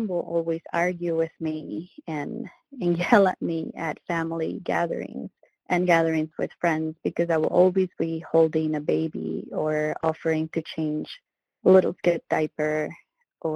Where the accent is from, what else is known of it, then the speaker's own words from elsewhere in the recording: Venezuela; moved away; I was born in Venezuela